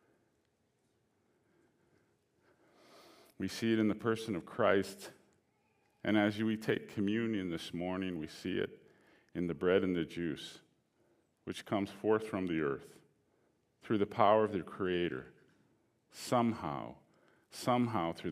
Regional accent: Alberta, Canada; I grew up in Alberta. I was born here.

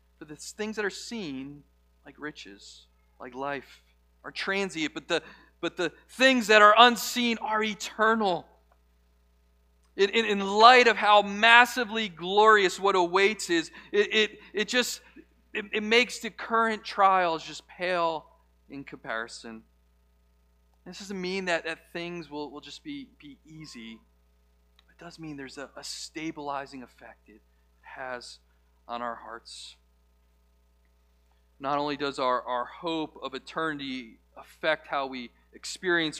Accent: United States; we as American Christians live in a comfortable place

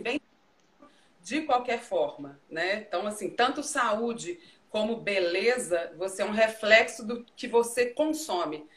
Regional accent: Brazil; moved away; also born or lived in Europe; nós brasileiros

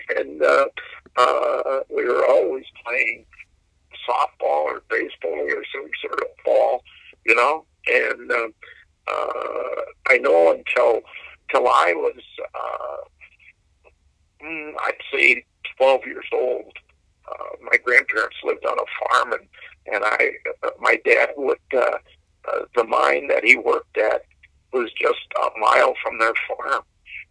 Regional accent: Galena, Illinois, United States; moved away as an adult; now in Cuba City, United States; growing up in Galena

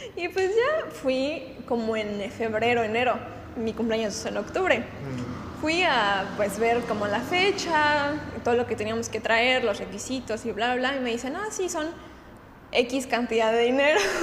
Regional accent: Guadalajara, Jalisco, Mexico; now in Puerto Vallarta, Mexico; De Guadalajara

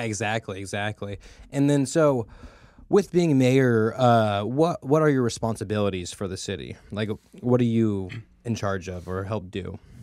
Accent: Merced, California, United States; I've been born and raised in Merced

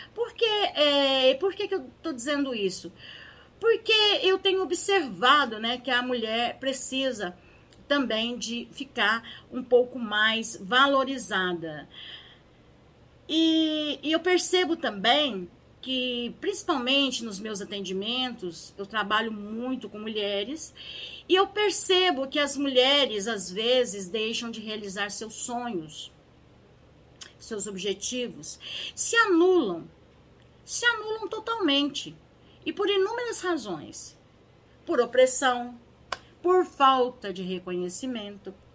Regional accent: Minas Gerais, Brazil; eu aqui nasci, aqui em Minas Gerais

